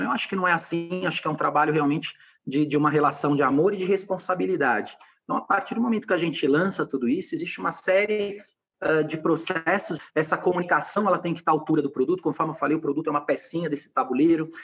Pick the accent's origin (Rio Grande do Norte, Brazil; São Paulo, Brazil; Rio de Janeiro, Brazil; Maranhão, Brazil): São Paulo, Brazil; Eu sou paulistano